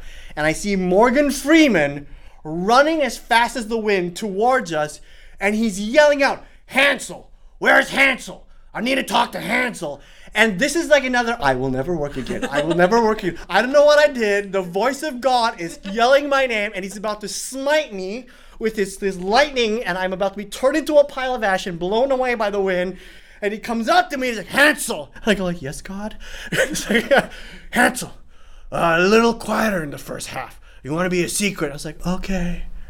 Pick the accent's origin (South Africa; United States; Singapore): Singapore; accent: Singaporean; the first year of college, I was in school and I had my Singaporean accent.